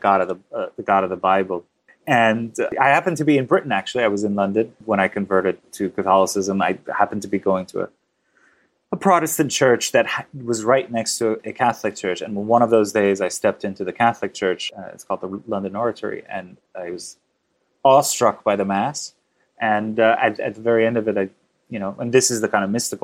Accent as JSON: {"language": "English", "country": "Iran", "tie": "born or raised there", "moved": "yes", "lives_now": "New York, United States", "said": "I was born to a very kind of secular liberal family in Iran."}